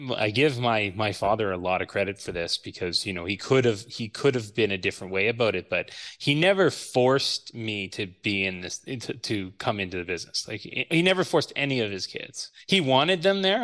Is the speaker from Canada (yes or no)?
yes; Ottawa, Ontario, Canada; I attended Canterbury High School here in Ottawa